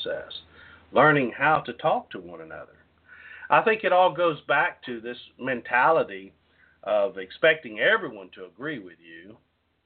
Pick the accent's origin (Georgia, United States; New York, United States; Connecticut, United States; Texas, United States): Texas, United States; Southeast; When I was growing up in Southeast Texas, I was raised by parents